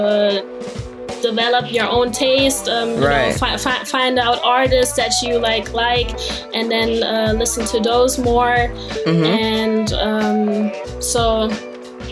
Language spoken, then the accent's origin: English; Germany; also born or lived in Darmstadt, Germany; Born and raised in Germany, and my dad is American